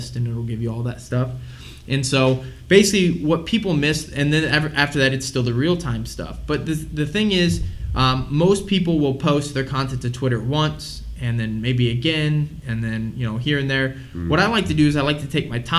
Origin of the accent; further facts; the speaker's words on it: St. Louis, Missouri, United States; I'm from St. Louis, Missouri